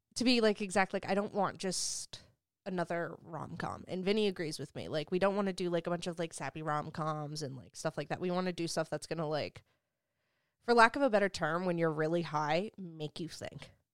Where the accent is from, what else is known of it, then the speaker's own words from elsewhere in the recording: Hoboken, New Jersey, United States; moved away; also born or lived in South Carolina; I grew up in Hoboken